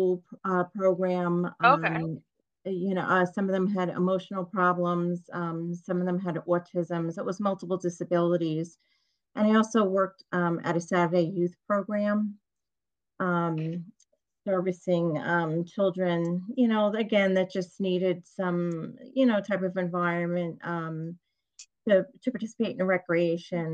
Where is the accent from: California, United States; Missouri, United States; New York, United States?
New York, United States; Long Island; I'm from New York, Long Island